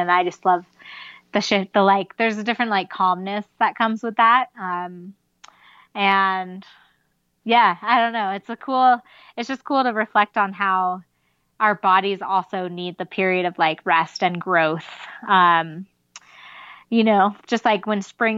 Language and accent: English; Southern California, United States; now in Mammoth Lakes, United States; I grew up in Southern California